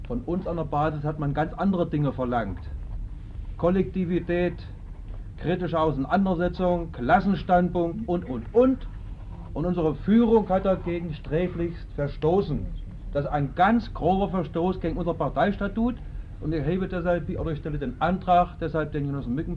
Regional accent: Saxony-Anhalt, Germany; Und ich komme aus dem Bezirk Halle und ich habe viel mit solchen Sachen zu tun gehabt

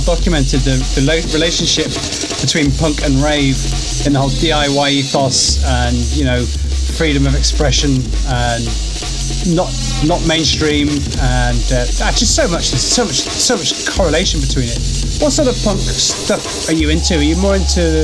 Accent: England, United Kingdom; as an English person

